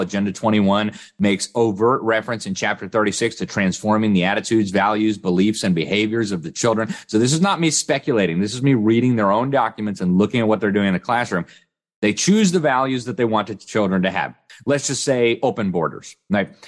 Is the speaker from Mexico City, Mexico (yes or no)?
yes; Mexico City, Mexico; moved away; I grew up in Mexico City